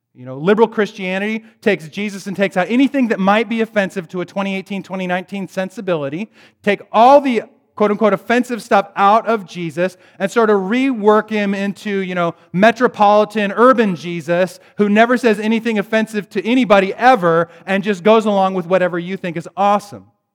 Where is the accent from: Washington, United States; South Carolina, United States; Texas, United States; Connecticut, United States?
Washington, United States; Bellingham; moved away; I'm from Bellingham originally.